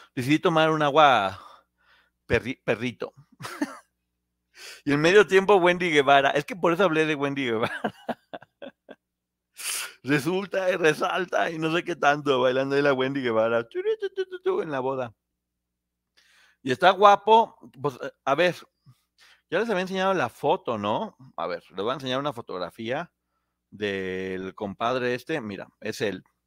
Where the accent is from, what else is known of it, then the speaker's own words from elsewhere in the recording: Mexico; seguimos siendo mexicanos